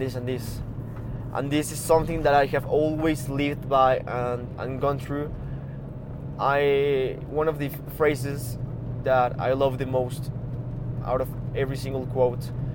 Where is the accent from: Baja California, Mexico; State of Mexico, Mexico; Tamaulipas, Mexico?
State of Mexico, Mexico; Toluca; also born or lived in Vancouver, Canada; I was born here in Mexico, in a town called, named in a city named Toluca, like about 45 minutes from Mexico City.